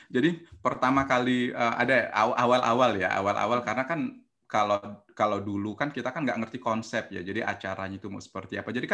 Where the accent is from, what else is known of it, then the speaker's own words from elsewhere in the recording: Lampung, Indonesia; Saya aslinya orang Lampung.